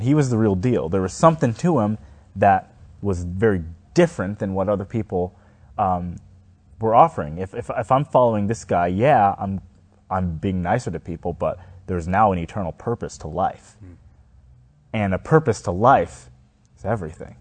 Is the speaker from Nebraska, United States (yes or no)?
no; Houston, Texas, United States; a big church in my hometown was Fairfield Baptist Church. And maybe 30 minutes away was Joel Osteen